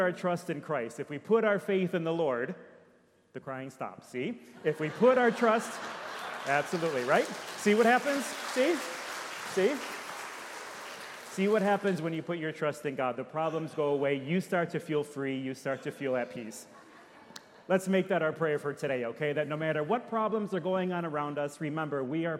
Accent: Detroit, Michigan, United States; now in Orlando, United States; I'm from Detroit

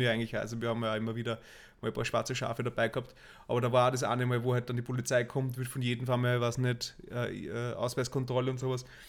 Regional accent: Asten, Upper Austria, Austria; wir sind ja am, am Land aufgewachsen im, oder im Linzer Vorstadt

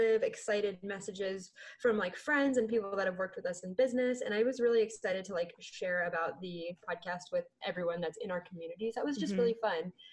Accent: California, United States; I grew up in California

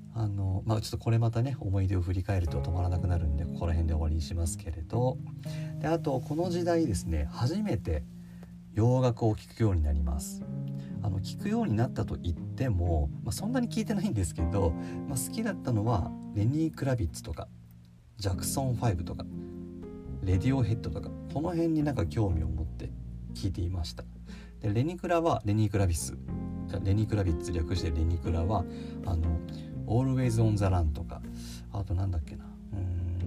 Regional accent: Nagano, Japan; 僕の地元でもある長野

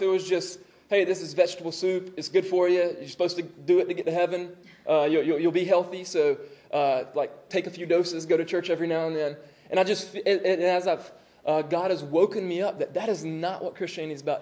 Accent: Moultrie, Georgia, United States; also born or lived in Augusta, Georgia; I'm from Moultrie.

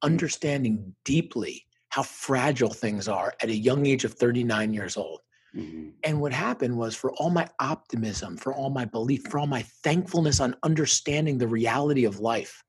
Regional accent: Parsippany, New Jersey, United States; moved away; where I grew up in Northern New Jersey, probably about 20 miles outside New York City in Parsippany

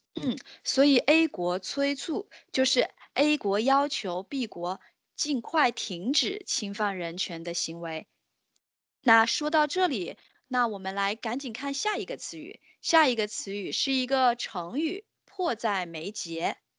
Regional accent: China; 我们中国人称呼有钱人的方式确实是多种多样的呢

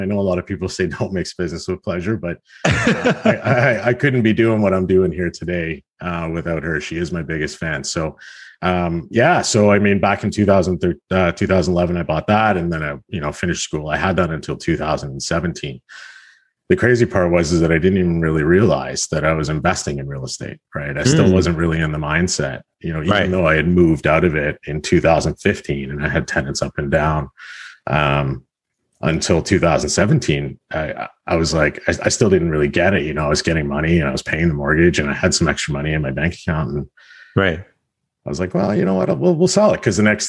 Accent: Halifax, Nova Scotia, Canada; now in Hamilton, Canada; I'm from the Hamilton area. I moved here from Halifax, Nova Scotia back in 2004. So I've been here about 16, 17 years.

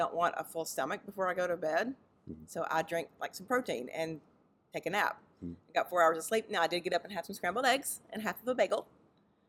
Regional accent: Mississippi, United States; I'm from Mississippi. So growing up in the Deep South

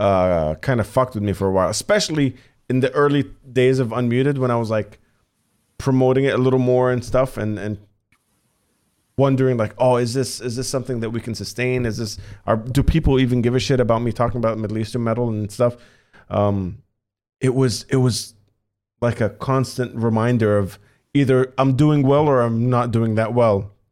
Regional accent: Doha, Qatar; I was the only metalhead in an entire country in Qatar, like growing up in Doha, holy fuck.

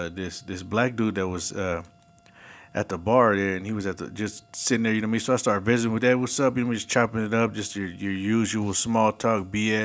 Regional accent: Bay Area, California, United States; accent: Bay Area accent; moved away; growing up in the Bay Area

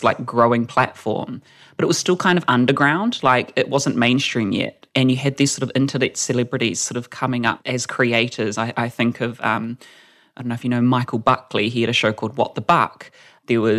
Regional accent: Whakatane, Bay of Plenty, New Zealand; moved away as an adult; now in Auckland, New Zealand; I moved to Auckland because I'm a small town person. I'm from Whakatane. And so there was kind of no one like me in high school

